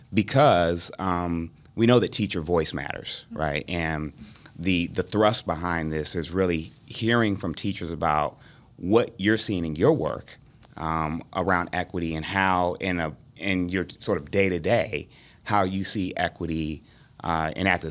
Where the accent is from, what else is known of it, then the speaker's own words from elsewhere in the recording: Dayton, Ohio, United States; moved away as an adult; also born or lived in Columbus, Ohio; I'm from Dayton, Ohio originally, I will, um, came to, uh, Columbus for Ohio State